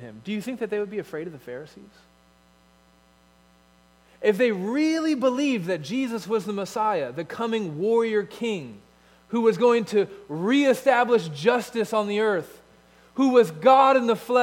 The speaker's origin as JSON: {"language": "English", "country": "United States", "said": "as American Christians"}